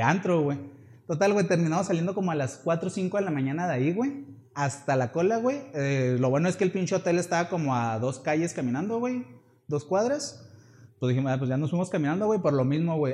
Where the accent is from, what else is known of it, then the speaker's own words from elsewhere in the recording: Chihuahua, Mexico; somos de Chihuahua